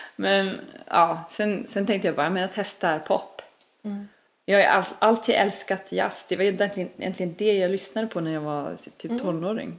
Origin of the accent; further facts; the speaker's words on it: Iceland; Swedish is a second language; moved away as an adult; also born or lived in Stockholm; now in Sweden; jag är ju född och uppväxt på Island